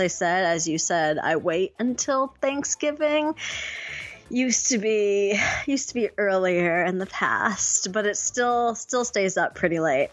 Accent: Buffalo, New York, United States; I grew up in Buffalo, and it was cold until July

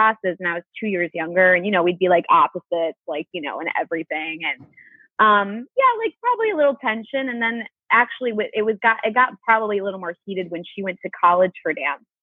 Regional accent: Elgin, Illinois, United States; I'm from Elgin, Illinois. It's like an hour outside of Chicago.

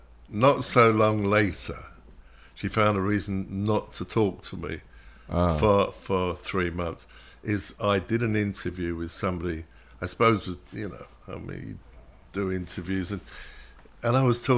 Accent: Shepherd's Bush, London, United Kingdom; Well, I did grow up just up from the Shepherd's Bush roundabout. That was the first 7 years of my life.

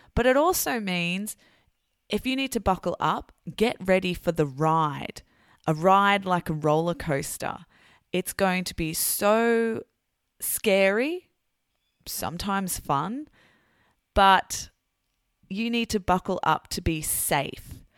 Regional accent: Sydney, New South Wales, Australia; I'm an English teacher from Sydney, Australia. And of course, I'm very proud to be Australian

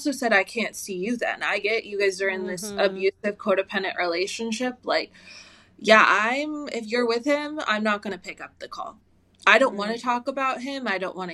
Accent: United States; I was raised in America

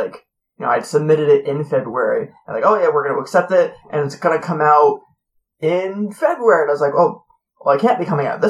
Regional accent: United States; I am from America.

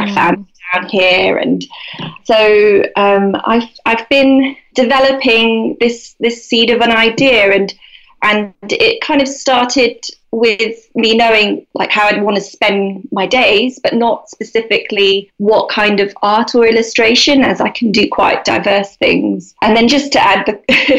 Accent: London, United Kingdom; moved away as an adult; now in Devon, United Kingdom; I grew up in London, so I was living in London. And when I became pregnant with my first son, we decided to move to Devon

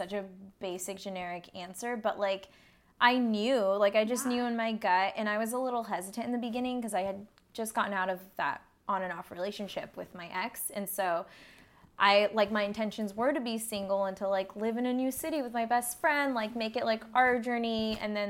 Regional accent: Victorville, California, United States; also born or lived in Orange County; we grew up in the same small town. We're both from Victorville, which is the high desert area

